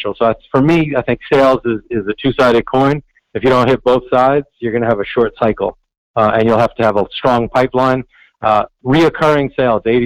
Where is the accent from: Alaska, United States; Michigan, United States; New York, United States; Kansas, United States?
New York, United States; New York City; growing up in New York City